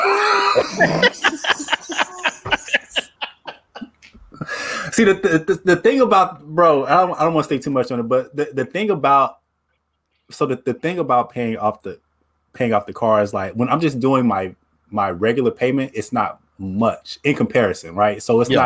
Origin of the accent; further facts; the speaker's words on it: Mesquite, Texas, United States; I was the kid from like the Burbs because they were all from Oak Cliff and I came from Mesquite